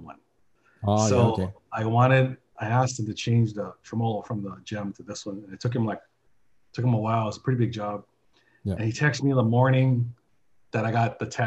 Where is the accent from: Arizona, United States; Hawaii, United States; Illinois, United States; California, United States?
Hawaii, United States; Honolulu; I grew up in Kamiki and it's freaking hot.